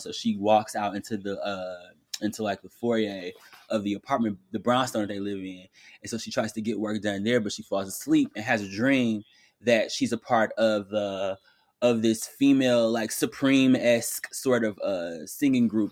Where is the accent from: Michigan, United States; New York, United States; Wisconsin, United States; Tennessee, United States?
Michigan, United States; Detroit; I'm from Detroit, so we took mad field trips to Kellogg.